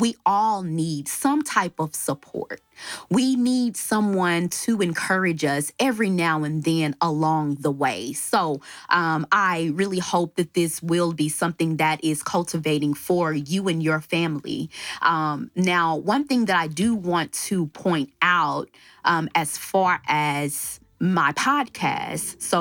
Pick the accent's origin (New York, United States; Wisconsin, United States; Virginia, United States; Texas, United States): Texas, United States; Dallas; moved away; also born or lived in Palmdale, California / Lancaster, California; I was born and raised in Dallas, Texas